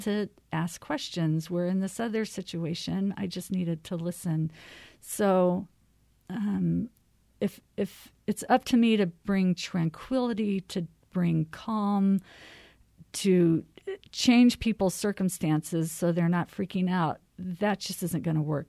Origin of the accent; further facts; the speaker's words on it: Arizona, United States; also born or lived in California; now in Minnesota, United States; I'm from Arizona